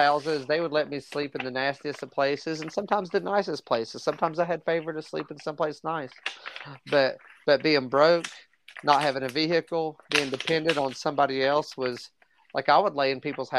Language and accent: English; Southwest Virginia, United States; came back home to Southwest Virginia.